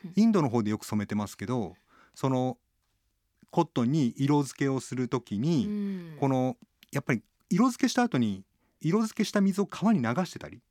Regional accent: Tatebayashi, Gunma, Japan; 僕群馬県の館林っていうところの出身

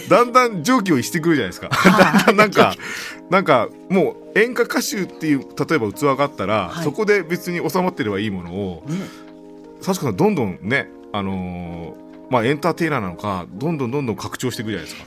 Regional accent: Kyushu, Japan; 僕はあの九州出身なんで

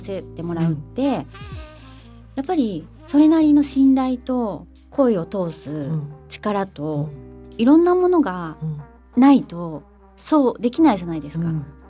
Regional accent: Tokyo, Japan; 私も東京以外とか、その、生まれ育ったところ以外って考えたことなかった

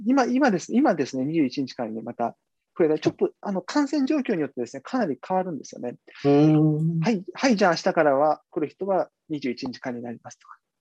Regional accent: Kumamoto, Japan; now in Beijing, China; 熊本の自分の実家にちょっとこう、転がり込んで

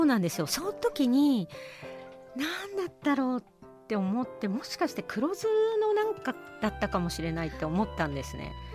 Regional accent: Hokkaido, Japan; 私が北海道出身なので

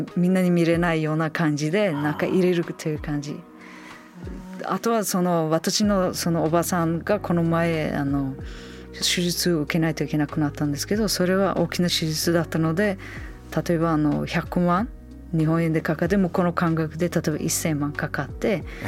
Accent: Samarkand, Samarqand Region, Uzbekistan; 私のふるさとサマルカンド

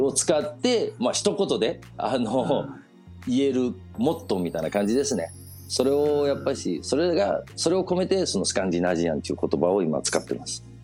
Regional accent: Copenhagen, Capital Region of Denmark, Denmark; 子供の頃デンマークであの育ってたその小学校とか幼稚園小学校とか通ってた

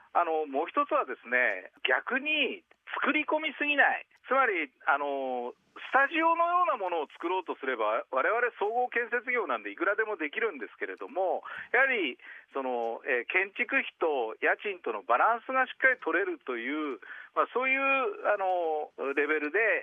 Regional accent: Tokyo, Japan; 今の東京北区が地元なんですけども

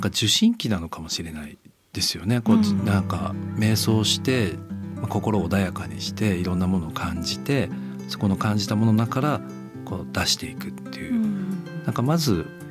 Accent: Tochigi, Japan; 僕栃木県

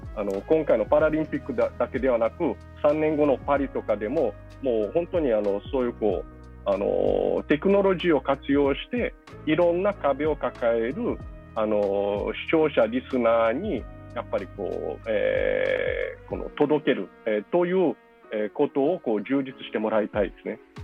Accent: Brazil; moved away; 僕自身はそのブラジルで生まれ育ったわけですけど

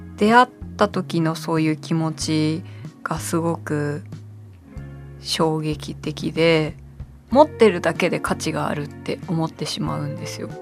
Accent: Shitamachi, Tokyo, Japan; 私は下町出身なので両国がすごく身近なんですけど

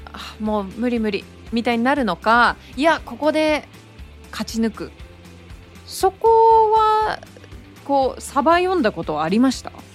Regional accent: Hawaii, United States; moved away; ハーフなんですけどで育ったのがずっと、はい、まあでもアメリカの中でもハワイっていうのがあるのかもしれないですけど

